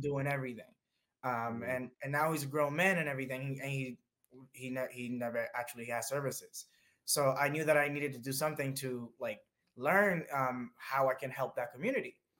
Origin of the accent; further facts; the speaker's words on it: Dominican Republic; now in United States; I was born in the Dominican Republic, this little tiny island in the Caribbean, right next to Puerto Rico, right next to Cuba, right next to Jamaica. Paradise, truly amazing. um, really, honestly, can't phrase it better uh, it was wonderful growing up there.